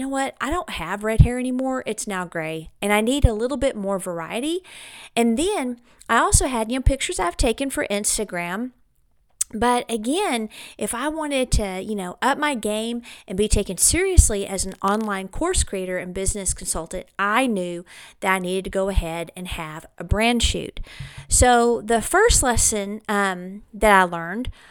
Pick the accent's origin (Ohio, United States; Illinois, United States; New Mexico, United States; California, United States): New Mexico, United States; Clovis; here in my hometown of Clovis, New Mexico